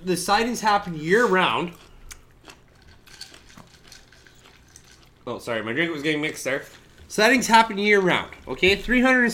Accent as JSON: {"language": "English", "country": "Canada"}